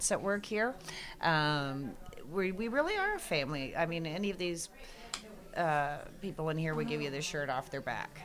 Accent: Canada; moved away as an adult; now in Fredericksburg, United States; I'm from Canada

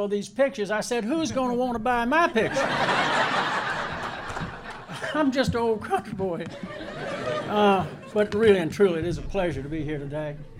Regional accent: Stafford, Virginia, United States; I grew up here in Stafford, and in the 50s and 60s when I grew up here

